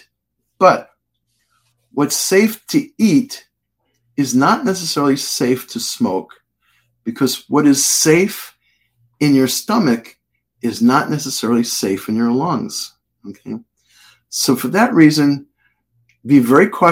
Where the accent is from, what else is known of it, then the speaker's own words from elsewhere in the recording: Connecticut, United States; I'm from Connecticut